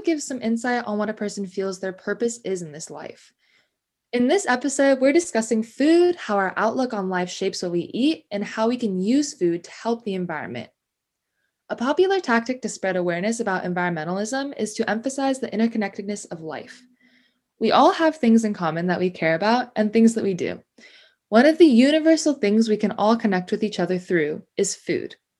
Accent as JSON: {"language": "English", "town": "Ojai", "region": "California", "country": "United States", "tie": "born or raised there", "moved": "as an adult", "lives_now": "San Diego, United States", "said": "I was born and raised in Ventura in Ojai, California"}